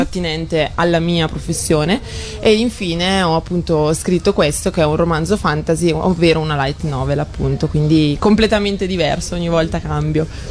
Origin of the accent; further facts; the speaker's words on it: Brescia, Lombardy, Italy; io sono di Brescia